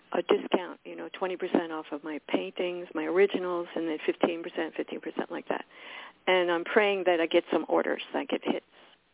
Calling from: Miami, Florida, United States; I'm in Miami, Florida.

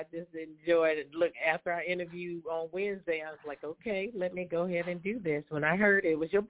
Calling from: Charlotte, North Carolina, United States; I am calling from Charlotte, North Carolina

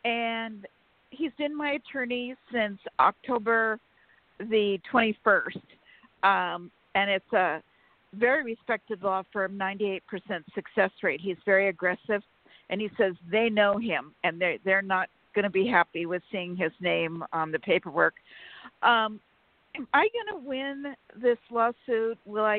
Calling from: California, United States; from California.

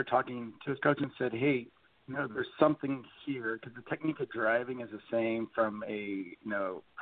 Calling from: Issaquah, Washington, United States; From Issaquah, Washington.

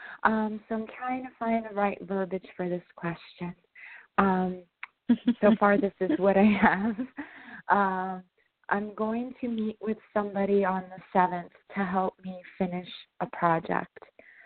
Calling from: New York, United States; I'm calling from New York.

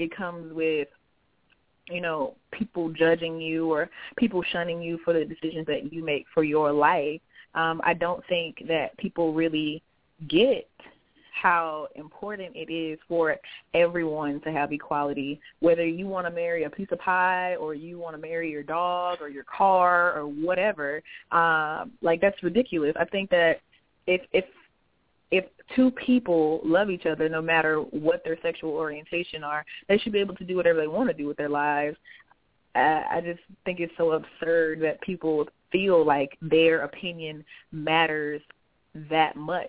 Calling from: Jacksonville, Florida, United States; I am from Jacksonville, Florida.

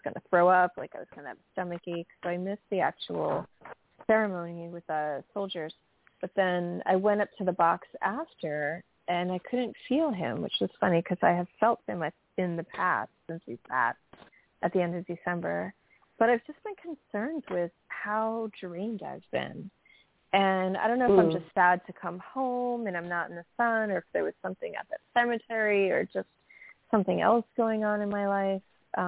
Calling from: New York, United States; from New York.

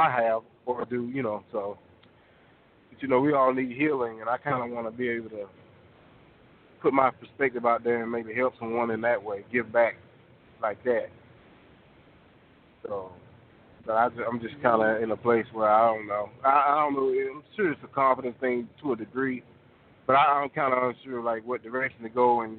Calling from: Fort Oglethorpe, Georgia, United States; calling from Fort Oglethorpe, Georgia.

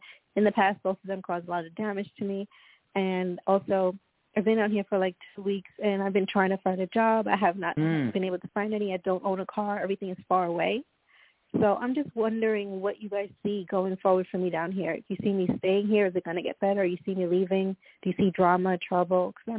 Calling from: Florida, United States; Okay, this is … I'm calling from Florida.

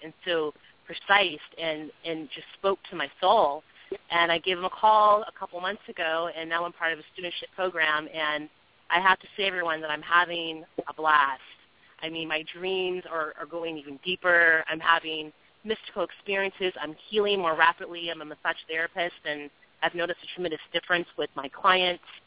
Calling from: California, United States; I'm calling from California

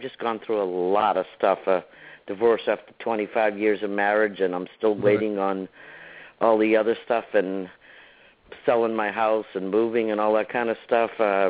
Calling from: Florida, United States; I'm …, and I'm calling from Florida.

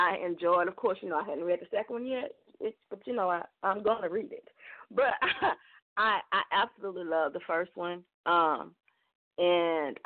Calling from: Dallas, Texas, United States; I'm calling from Dallas, Texas.

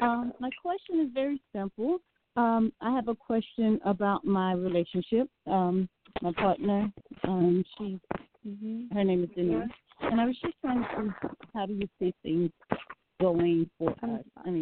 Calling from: Atlanta, Georgia, United States; Hi, I'm calling from Atlanta, Georgia.

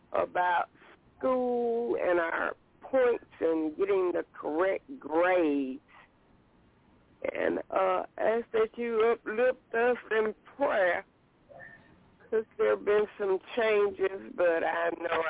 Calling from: Alabama, United States; Hey, LaShun, this is … from Alabama.

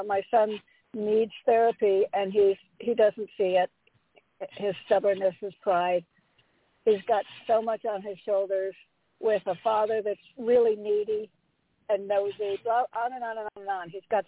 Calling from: Connecticut, United States; Hi, Reverend James. … from Connecticut.

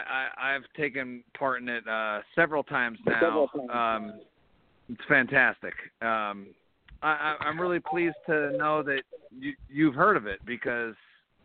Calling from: Philadelphia, Pennsylvania, United States; I'm calling from Philadelphia.

